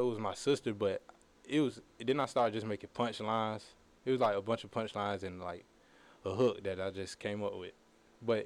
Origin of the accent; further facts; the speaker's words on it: Atlanta, Georgia, United States; I'm from Atlanta